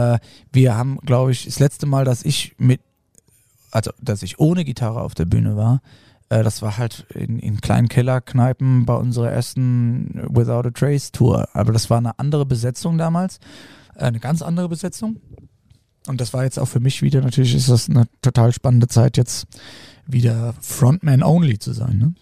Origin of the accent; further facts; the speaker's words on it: Hesse, Germany; Für mich als äh, Hesse